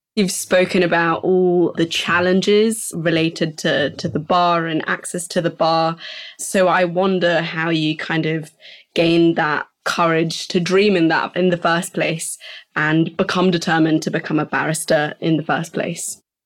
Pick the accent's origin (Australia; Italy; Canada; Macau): Italy; As an Italian